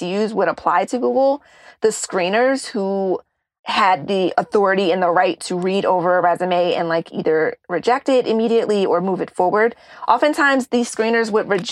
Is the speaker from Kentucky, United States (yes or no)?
no; Columbia, Maryland, United States; I am from Columbia, Maryland.